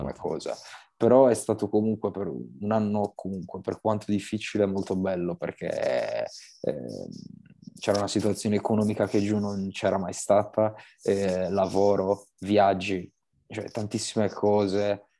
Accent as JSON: {"language": "Italian", "town": "Sassari", "region": "Sardinia", "country": "Italy", "moved": "as an adult", "lives_now": "Milan, Italy", "said": "Per quanto io comunque ami comunque Sassari, eh, la mia terra"}